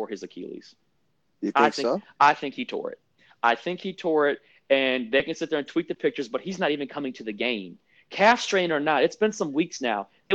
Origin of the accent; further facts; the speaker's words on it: Detroit, Michigan, United States; that's my hometown